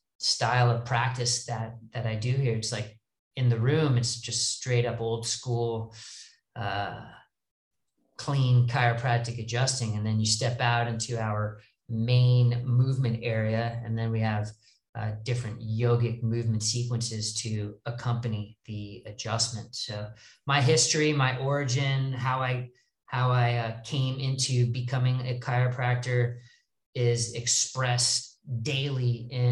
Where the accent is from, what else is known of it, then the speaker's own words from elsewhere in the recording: Los Angeles, California, United States; I'm from Los Angeles.